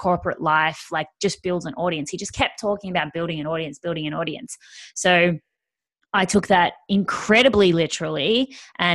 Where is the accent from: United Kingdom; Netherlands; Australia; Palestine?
Australia; I am Australian, as you can probably hear